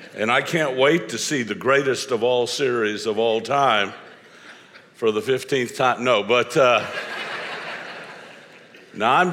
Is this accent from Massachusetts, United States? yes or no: no; Florida, United States; I'm from Florida